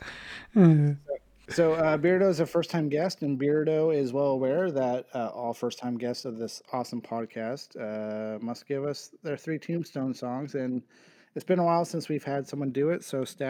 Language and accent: English; Ceres, California, United States; our friends in Ceres, California at Blaker Brewing, my hometown brewer